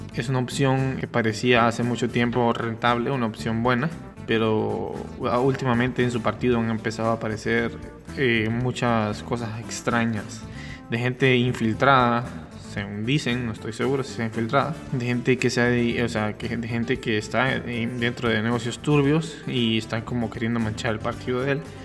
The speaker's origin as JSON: {"language": "Spanish", "country": "Honduras", "said": "como hondureño"}